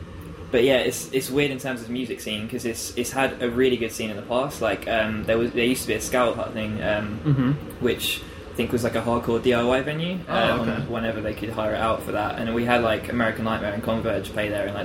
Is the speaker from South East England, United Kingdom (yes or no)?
yes; Canterbury, South East England, United Kingdom; also born or lived in Herne Bay; I was born in Canterbury, which is where we're based now.